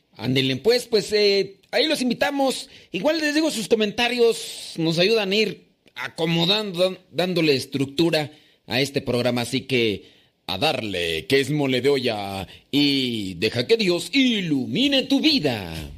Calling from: Guadalajara, Jalisco, Mexico; lo escucho desde Guadalajara, Jalisco

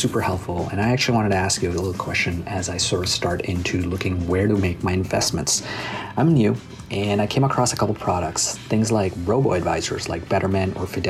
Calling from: Toronto, Ontario, Canada; I'm actually calling from Toronto, Canada.

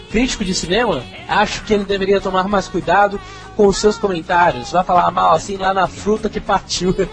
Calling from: Pernambuco, Brazil; Olá, rapaduras … tenho 16 anos, sou pernambucano

